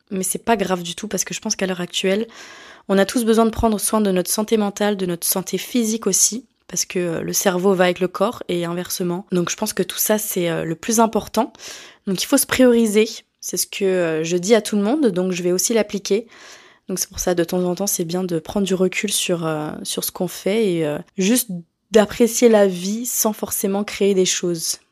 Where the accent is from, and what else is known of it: France; moved away as an adult; now in Montreal, Canada